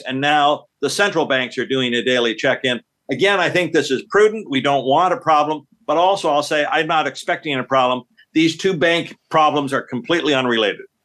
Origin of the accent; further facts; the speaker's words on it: Canada; being Canadian